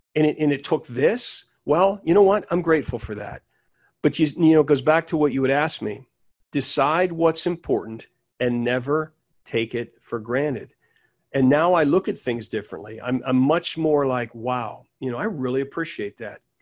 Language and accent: English; Pittsburgh, Pennsylvania, United States; I'm originally from Pittsburgh, Pennsylvania.